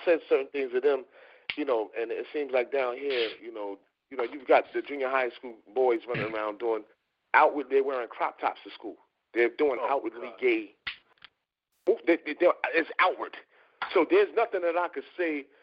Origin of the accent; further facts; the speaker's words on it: New York City, New York, United States; I'm from Harlem